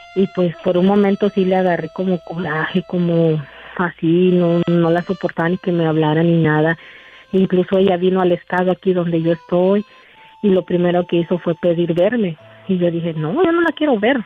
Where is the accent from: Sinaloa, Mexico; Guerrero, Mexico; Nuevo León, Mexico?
Guerrero, Mexico; Acapulco; now in Seattle, United States; Yo crecí allá en Guerrero, en Acapulco, Guerrero